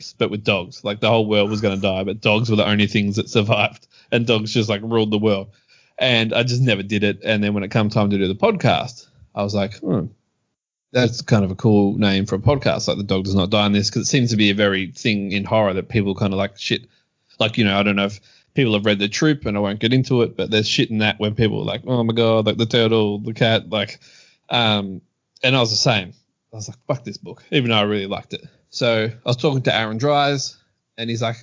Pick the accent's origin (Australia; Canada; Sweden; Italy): Australia; I grew up in Australia